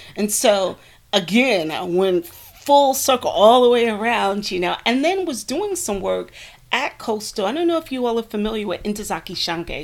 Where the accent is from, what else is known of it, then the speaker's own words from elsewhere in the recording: Newark, New Jersey, United States; moved away as an adult; also born or lived in Bucksport, South Carolina; now in South Carolina, United States; I was born and raised in Newark, New Jersey